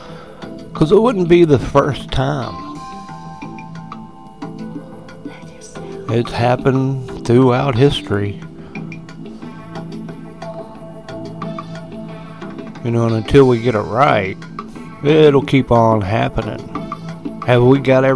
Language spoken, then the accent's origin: English; United States; being American